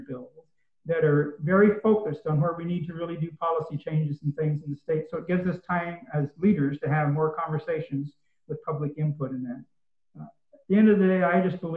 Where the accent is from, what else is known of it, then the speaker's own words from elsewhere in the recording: Northeastern Oregon, United States; now in Springfield, United States; I grew up in Northeastern Oregon